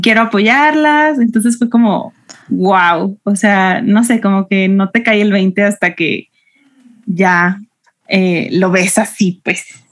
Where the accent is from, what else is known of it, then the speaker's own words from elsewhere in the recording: Aguascalientes, Mexico; soy de Aguascalientes